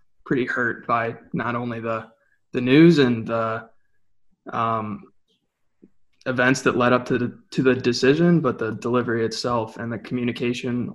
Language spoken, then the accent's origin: English; Toledo, Ohio, United States; I'm from Toledo, Ohio